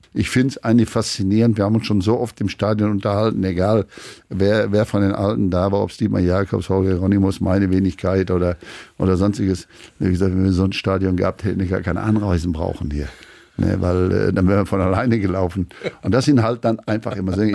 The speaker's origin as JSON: {"language": "German", "region": "Schleswig-Holstein", "country": "Germany", "said": "Wir sind ja Schleswig-Holsteiner."}